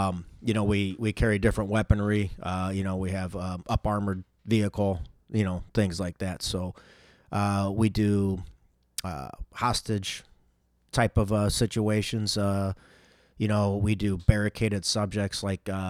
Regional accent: St. Charles, Missouri, United States; I was born and raised in St. Charles.

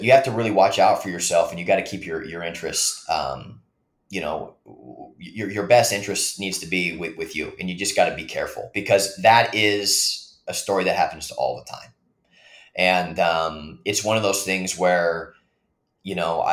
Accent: the Northwest, Pacific Northwest, United States; moved away; I'm from the Northwest, across the country

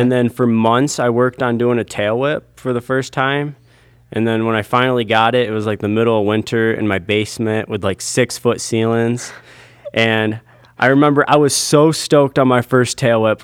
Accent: Owosso, Michigan, United States; I grew up in Owasso, Michigan

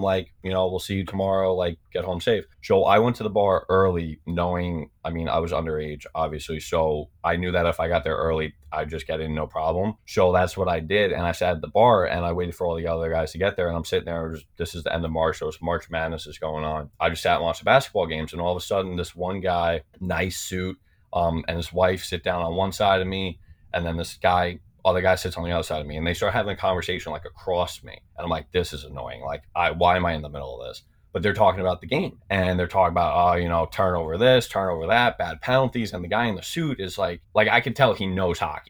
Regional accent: Floral Park, New York, United States; born and raised on Long Island, so I'm from Floral Park.

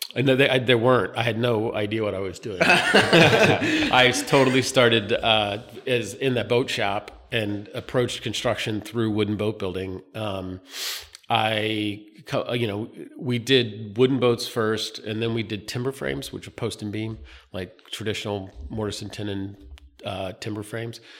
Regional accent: North Carolina, United States; moved away as an adult; also born or lived in Philadelphia; now in Wilmington, United States; I grew up in North Carolina.

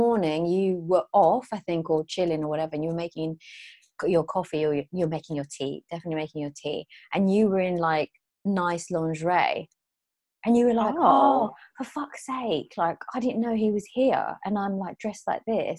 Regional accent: Philippines; I'm Filipino.

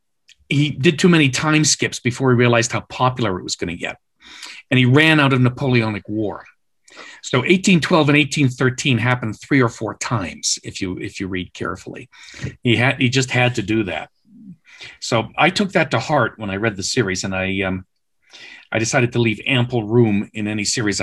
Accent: Canada; I'm Canadian by background.

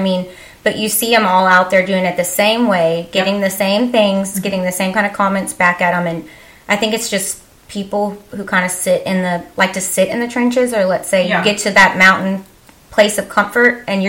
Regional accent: Texas, United States; we're from Texas. I know I have an accent.

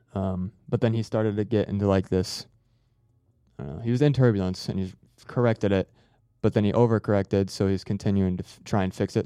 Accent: Harrison, Ohio, United States; I came from Ohio. I was yeah. born like uh, south of Cincinnati, mm-hmm. place called Harrison

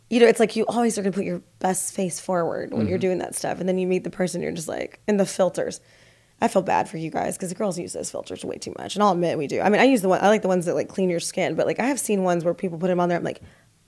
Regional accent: Midwest, United States; I grew up in the North or Midwest, I call it, but everyone says it's the North, and grew up Catholic, and everything's down here.

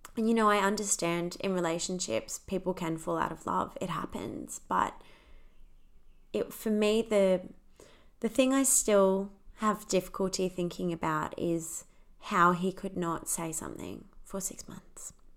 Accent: Australia; accent: Australian; also born or lived in United Kingdom; I'm Australian, if you can't tell from the accent.

